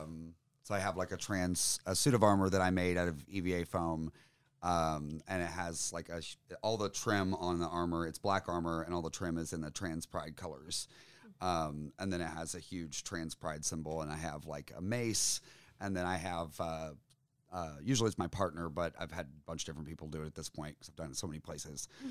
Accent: Tennessee, United States; being a Tennessean

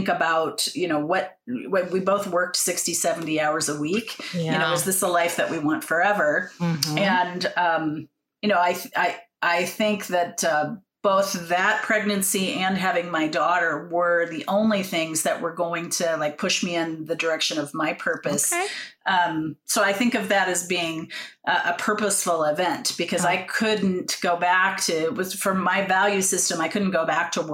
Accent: Jackson, Ohio, United States; moved away; I grew up in the Midwest in Southern Ohio, small town

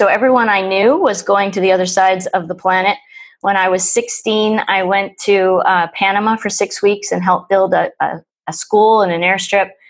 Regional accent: Ontario, Canada; I'm from Ontario, Canada

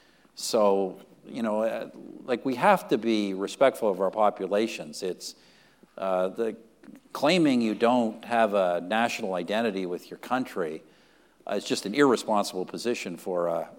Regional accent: Canada; I'm a Canadian nationalist.

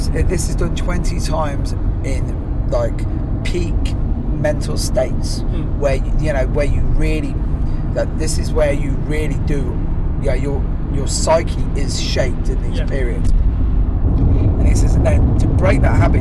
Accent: Ireland; I'm Irish and I'm fucking Catholic

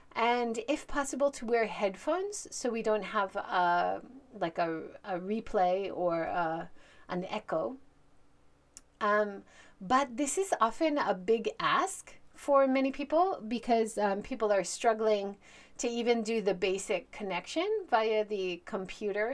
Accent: Hawaii, United States; moved away as an adult; also born or lived in Hiroshima, Japan; now in Japan; I'm originally from Hawaii. I grew up there, but I've lived and worked in Japan for over twenty-seven years

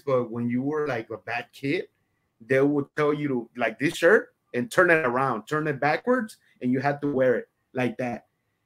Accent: Houston, Texas, United States; English is a second language; also born or lived in Mexico; I came here in the United States to Houston, Texas, when I was around 8 or 9.

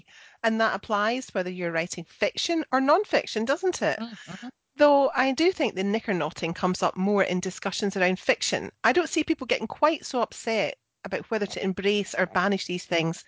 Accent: Scotland, United Kingdom; I'm the Scottish one.

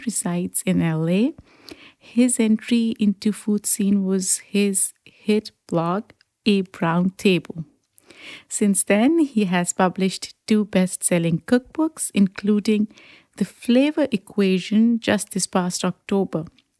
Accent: Pakistan; moved away as an adult; now in United States; growing up in Pakistan

